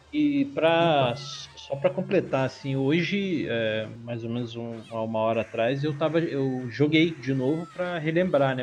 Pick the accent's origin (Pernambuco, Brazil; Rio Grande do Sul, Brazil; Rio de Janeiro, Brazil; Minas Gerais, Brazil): Rio de Janeiro, Brazil; now in São Paulo, Brazil; hoje em dia eu moro em São Paulo, mas eu sou original do Rio de Janeiro e eu morava em Marechal Hermes